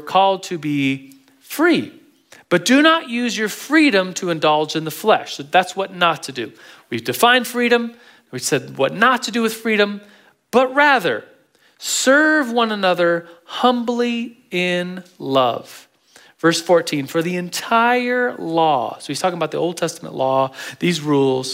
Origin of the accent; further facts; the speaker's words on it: United States; as a Christian, as an American